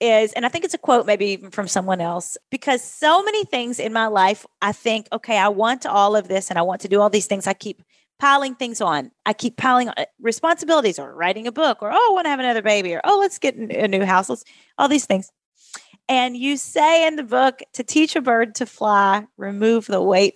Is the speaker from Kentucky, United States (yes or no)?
yes; Kentucky, United States; accent: Kentucky; where I grew up in Kentucky